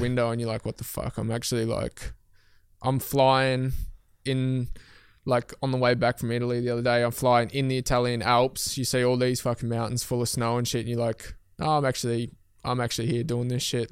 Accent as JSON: {"language": "English", "region": "Tasmania", "country": "Australia", "moved": "as an adult", "said": "I moved my whole life from Tasmania. Like, I moved away from mum and dad."}